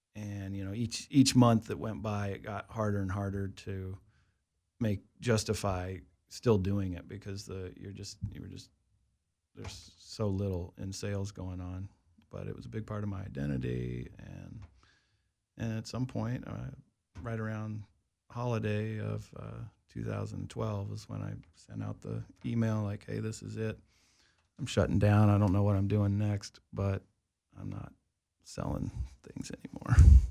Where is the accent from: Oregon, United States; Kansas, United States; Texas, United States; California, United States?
Kansas, United States; Wichita; moved away as an adult; also born or lived in Colorado; I grew up in Kansas